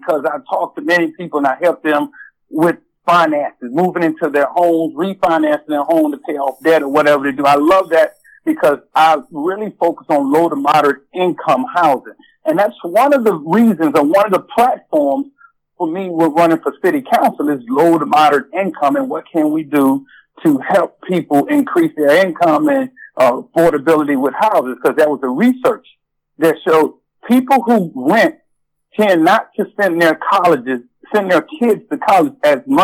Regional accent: Galveston, Texas, United States; moved away as an adult; now in Richmond, United States; I'm originally from Galveston, Texas.

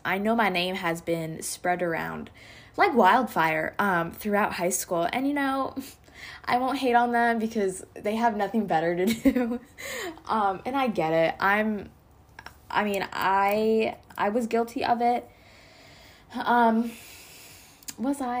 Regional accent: Pennsylvania, United States; now in Georgia, United States; I grew up in Pennsylvania up until twenty sixteen, and then I moved here to Georgia.

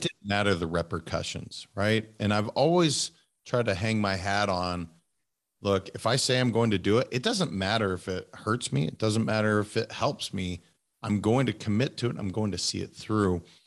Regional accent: Montana, United States; also born or lived in California; now in Florida, United States; I'm a kid from Montana

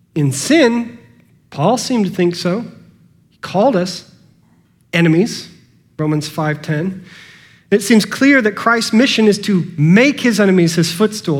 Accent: United States; I am an American, born, at the end of the 20th century

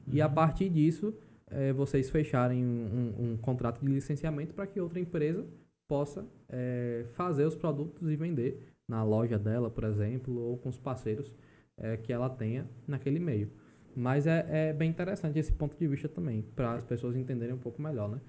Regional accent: Alagoinhas, Bahia, Brazil; moved away as an adult; now in João Pessoa, Brazil; Eu sou natural da Bahia, não sou paraibano de fato

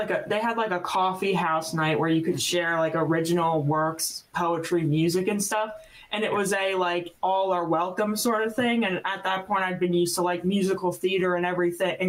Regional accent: New Jersey, United States; accent: South Jersey; also born or lived in Florida; now in Nashville, United States; I'm originally from South Jersey

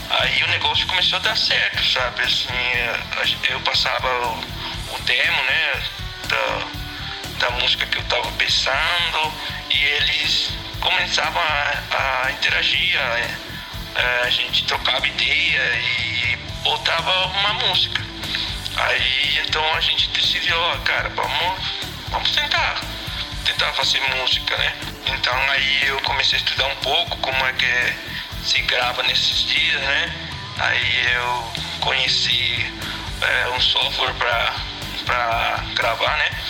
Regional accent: Venezuela; Portuguese is a second language; moved away as an adult; now in Brazil; todos saímos da Venezuela por, é, por causa da situação. É, eu saí porque eu vim estudar aqui no Brasil

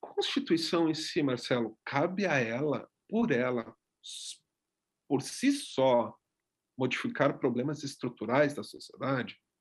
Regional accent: Gaúcho, Rio Grande do Sul, Brazil; eu sou gaúcho

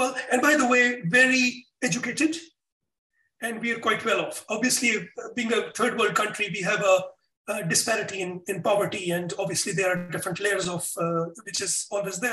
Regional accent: Pakistan; moved away as an adult; also born or lived in Russia / United Arab Emirates; I'm from Pakistan

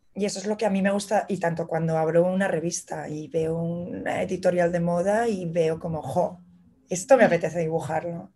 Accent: Madrid, Community of Madrid, Spain; moved away as an adult; also born or lived in Barcelona; now in New York, United States; soy ilustradora, soy de Madrid, eh, me vine a vivir hace cinco años a Nueva York

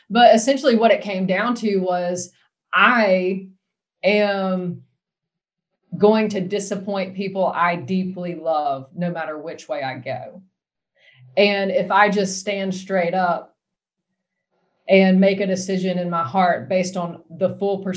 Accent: United States; yes, I'm an American, but I am part of a holy nation and a holy people.

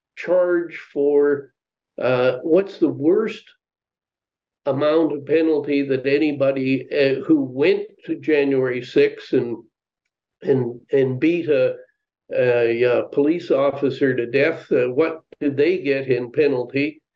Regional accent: Canada; moved away as an adult; also born or lived in United States; Now, maybe I'm biased because I was born and raised in Canada, but I, you know, have spent, you know, 10 years of my life, adult life, really living in the United States.

